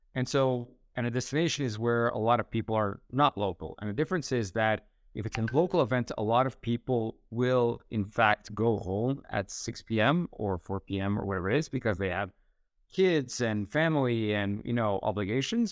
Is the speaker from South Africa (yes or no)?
no; Canada; moved away; also born or lived in Split, Croatia; born and raised in Canada